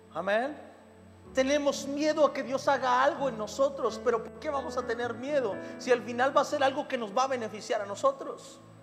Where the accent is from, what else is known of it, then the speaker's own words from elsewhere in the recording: Mexico; soy de la Noria Sur, Imagínese en la cañada